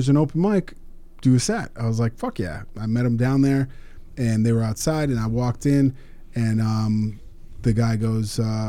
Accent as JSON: {"language": "English", "town": "West Palm Beach", "region": "Florida", "country": "United States", "said": "I'm fucking from West Palm, motherfucker."}